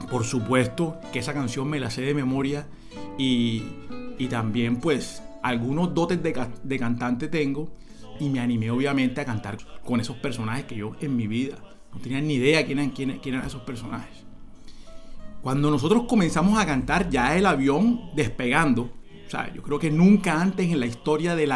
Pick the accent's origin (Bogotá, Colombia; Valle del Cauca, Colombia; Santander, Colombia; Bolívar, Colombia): Bolívar, Colombia; Cartagena; me preguntan, che, vos sos de Cartagena. Yo, claro, sí, soy cartagenero, sí.